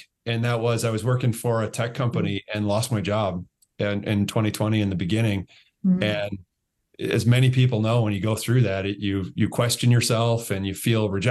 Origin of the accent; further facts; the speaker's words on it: Michigan, United States; I'm from Michigan